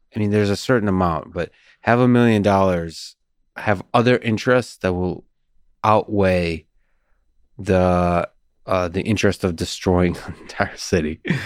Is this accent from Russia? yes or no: yes; Moscow, Russia; also born or lived in Soviet Union; now in United States; I grew up in Moscow, Russia.